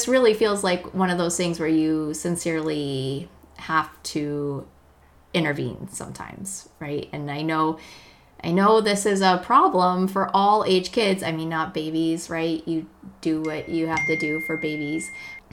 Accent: Colorado, United States; we're from Colorado

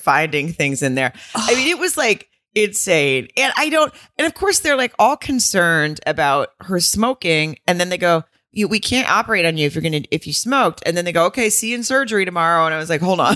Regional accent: the South, United States; I'm from the South

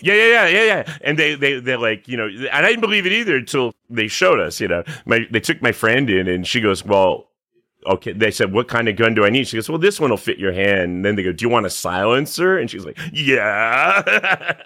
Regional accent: Catskill Mountains, upstate New York, United States; moved away; I'm from upstate New York, uh, in the, in the Catskill Mountains, you know, middle of nowhere

